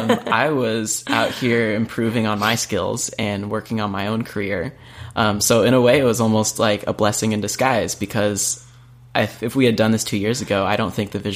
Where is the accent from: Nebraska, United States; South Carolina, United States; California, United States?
California, United States; Huntington Beach; So I'm from California, Huntington Beach